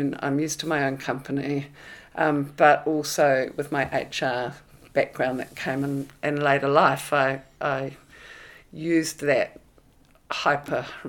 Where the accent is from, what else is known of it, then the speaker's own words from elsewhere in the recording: Auckland, New Zealand; moved away as an adult; I was born in Hume Bay in Whanganui Avenue, which is like old villa sort of Ponsonby